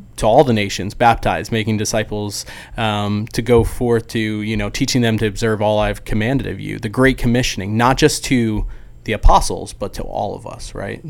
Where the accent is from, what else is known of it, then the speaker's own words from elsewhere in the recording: New Jersey, United States; now in Dallas, United States; I'm from New Jersey